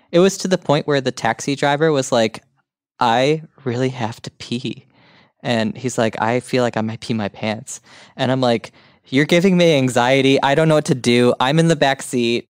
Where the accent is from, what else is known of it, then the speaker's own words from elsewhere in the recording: Huntley, Illinois, United States; moved away; I went to Huntley High School